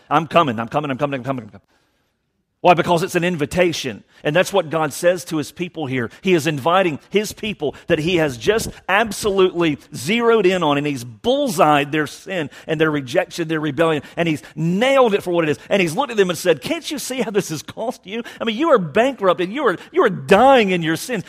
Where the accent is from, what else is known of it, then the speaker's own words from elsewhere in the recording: Savannah, Georgia, United States; born and raised in Savannah, only lived away for certain segments of our lives